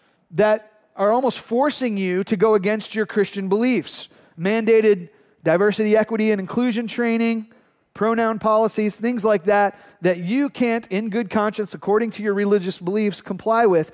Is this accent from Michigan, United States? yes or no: yes; Flint, Michigan, United States; My brother Phil and I grew up in Flint, Michigan